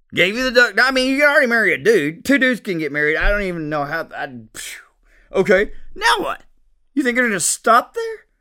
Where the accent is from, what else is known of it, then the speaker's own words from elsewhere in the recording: United States; I'm an American